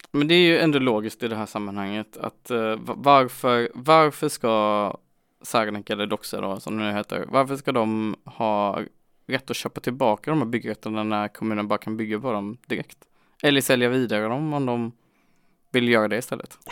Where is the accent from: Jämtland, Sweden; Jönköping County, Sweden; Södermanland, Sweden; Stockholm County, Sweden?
Jönköping County, Sweden; Jönköping; Jag är ändå från Jönköping